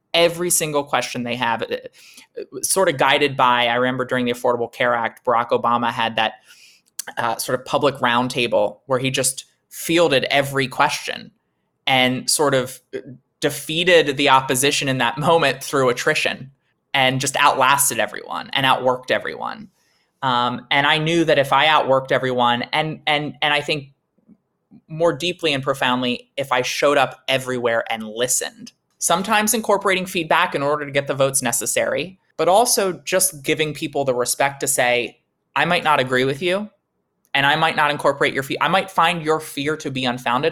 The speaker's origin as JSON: {"language": "English", "region": "Delaware", "country": "United States", "tie": "born or raised there", "said": "the seat that I was born and raised in here in Delaware"}